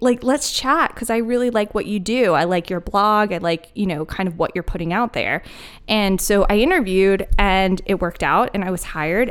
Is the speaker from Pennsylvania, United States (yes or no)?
yes; Philadelphia, Pennsylvania, United States; moved away as an adult; also born or lived in Denver, Colorado; now in Asheville, United States; I was born and raised in Philly